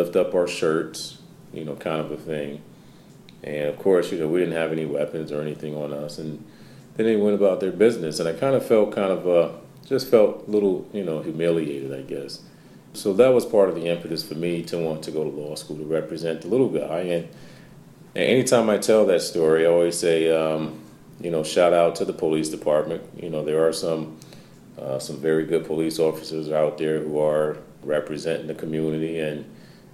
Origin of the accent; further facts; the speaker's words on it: Albany, New York, United States; moved away as an adult; now in Syracuse, United States; Originally, I'm from Albany. So I tell everyone, I'm still an upstate New York guy